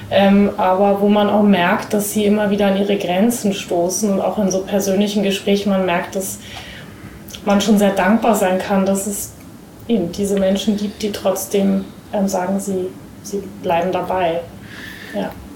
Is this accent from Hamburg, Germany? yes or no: yes; Hamburg, Germany; ich bin ja in Hamburg zur Schule gegangen